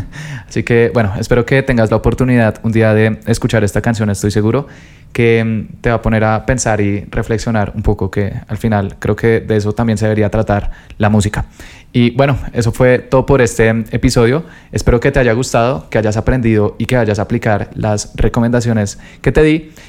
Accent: Colombia; yo soy de Colombia

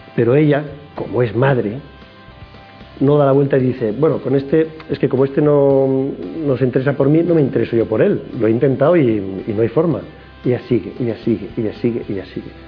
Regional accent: Madrid, Community of Madrid, Spain; nacimos todos en Madrid, y la infancia

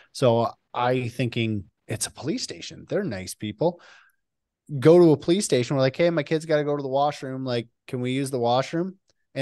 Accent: Canada; I'm Canadian.

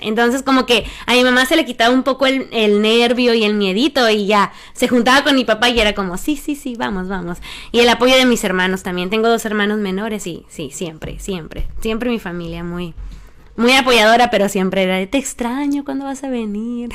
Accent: Empalme, Sonora, Mexico; now in Mexico City, Mexico; yo soy originaria de Empalme, Sonora

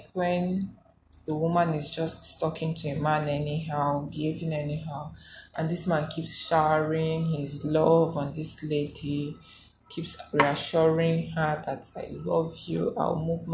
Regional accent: Igboland, Nigeria; I'm a Nigerian, I'm an Africa, I'm Igbo

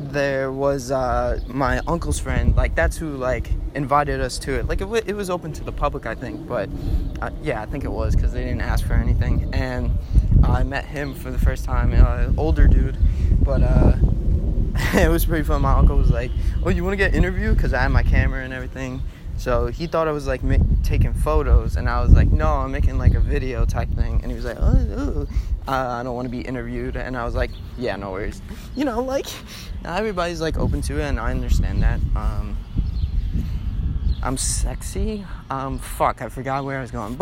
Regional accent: Hicksville, New York, United States; my hometown, Hicksville, New York

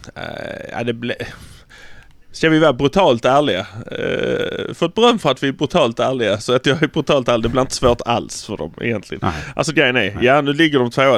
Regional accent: Malmö, Skåne, Sweden; vi är från Malmö

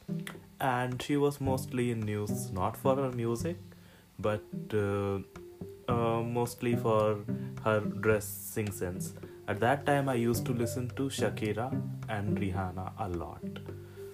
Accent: India; I grew up in India

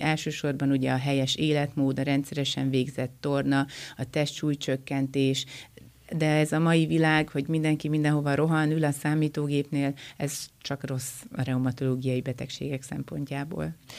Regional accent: Miskolc, Borsod-Abaúj-Zemplén, Hungary; Én egyébként Miskolci vagyok

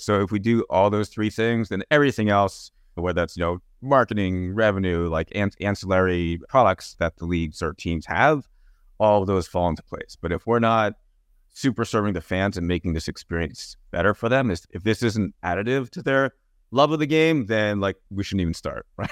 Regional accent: New Jersey, United States; I grew up in New Jersey

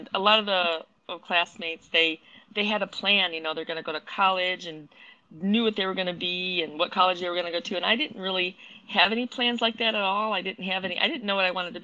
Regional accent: Wheaton, Illinois, United States; I grew up in Wheaton

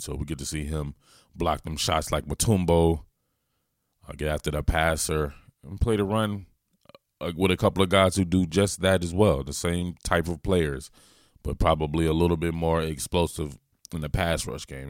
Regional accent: the South, United States; accent: Southern; my mellow accent from the South.

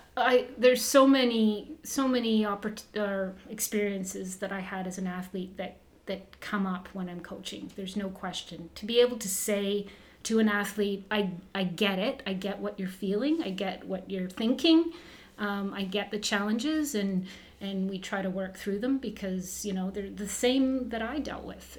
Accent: Burlington, Ontario, Canada; also born or lived in Kirkland Lake / Moosonee; when we moved to Southern Ontario. I grew up in Burlington

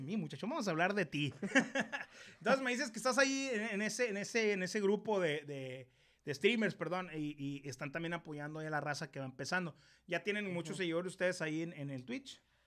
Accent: Ciudad Obregón, Sonora, Mexico; Yo soy de Ciudad Obregón, Sonora

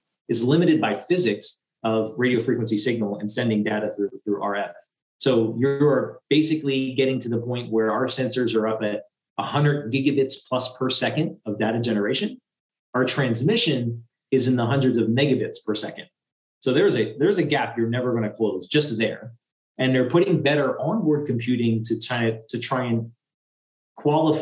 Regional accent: United States; I'm American

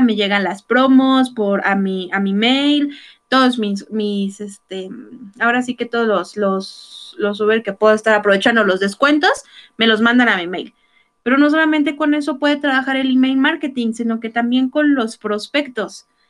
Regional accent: Mexico; cómo somos los mexicanos

